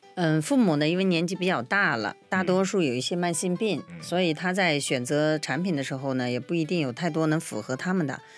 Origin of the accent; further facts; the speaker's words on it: China; 在我们中国人的传统里面认为这是不吉利的事儿